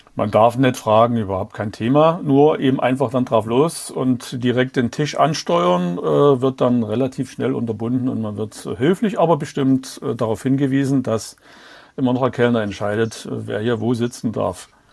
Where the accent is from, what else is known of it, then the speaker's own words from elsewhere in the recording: Dresden, Saxony, Germany; Und ich bin ja in Dresden geboren und aufgewachsen.